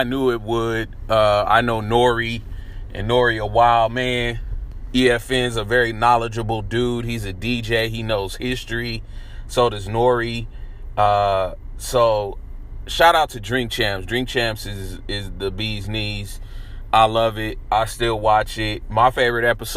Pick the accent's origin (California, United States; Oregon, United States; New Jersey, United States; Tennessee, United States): California, United States; San Francisco; I moved to San Francisco around 1984. I was about 3 when I first moved there.